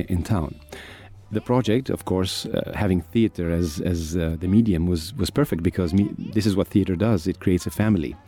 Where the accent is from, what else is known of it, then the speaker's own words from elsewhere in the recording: Egypt; also born or lived in United Kingdom; I'm an actor from Egypt